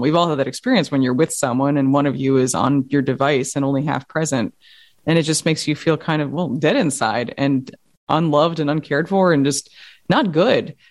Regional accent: New York, United States; I grew up in Manhattan

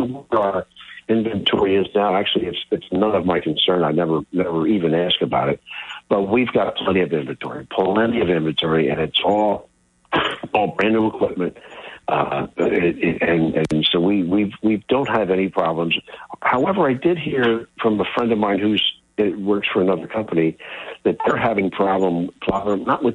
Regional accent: Philadelphia, Pennsylvania, United States; I grew up in Philly

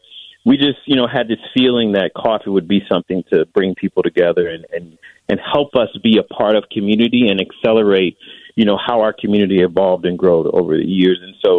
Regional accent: Mississippi, United States; moved away as an adult; also born or lived in Chicago; now in Waukegan, United States; You know, I'm originally from Mississippi.

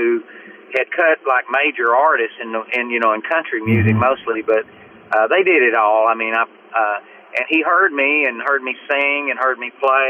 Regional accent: Nacogdoches, Texas, United States; moved away; also born or lived in Nashville; I grew up in East Texas in a little town called Nacogdoches, Texas. I was raised on a dairy farm by my aunt and uncle.

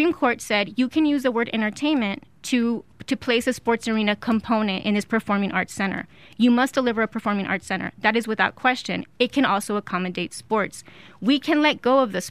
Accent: El Paso, Texas, United States; also born or lived in Ciudad Juárez, Mexico; I grew up in El Paso and Juarez

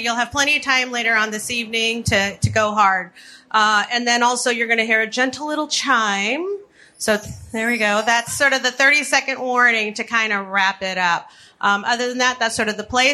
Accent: Chicago, Illinois, United States; I'm a Chicagoan

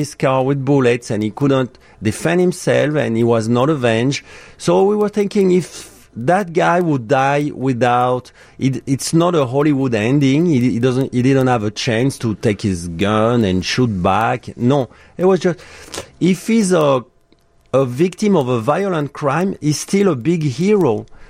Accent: France; now in Chicago, United States; And I'm from France.

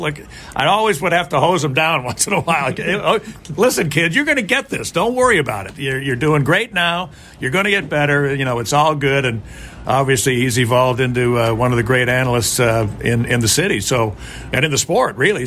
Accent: Chicago, Illinois, United States; born or raised there

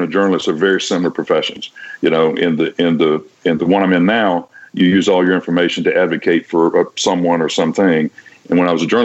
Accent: Vicksburg, Mississippi, United States; moved away as an adult; also born or lived in Washington, D.C. / Cincinnati; I went back to my hometown newspaper, which is the Vicksburg Evening Post

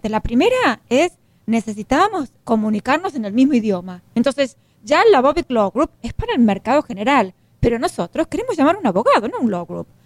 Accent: Argentina; now in United States; Porque yo soy argentina, tú, tú eres mexicano, pero acá somos hispanos.

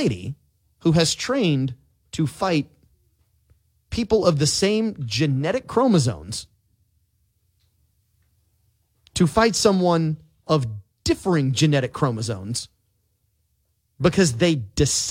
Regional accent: New Orleans, Louisiana, United States; I'm from New Orleans

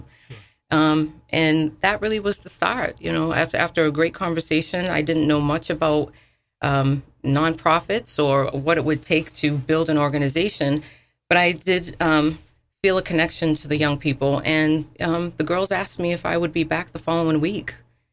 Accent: New Bedford, Massachusetts, United States; moved away as an adult; I grew up in United Front Homes

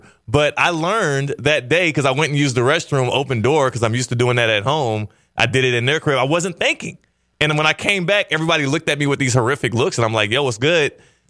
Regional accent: Texas, United States; now in Florida, United States; That angers me as a Texan.

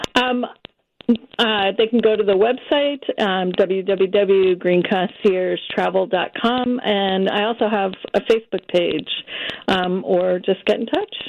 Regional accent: San Francisco, California, United States; I grew up in the Bay Area, San Francisco

